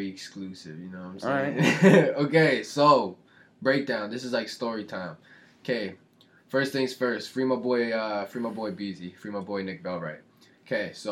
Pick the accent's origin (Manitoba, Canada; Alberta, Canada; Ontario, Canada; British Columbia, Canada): Manitoba, Canada; Winnipeg; I'm from Winnipeg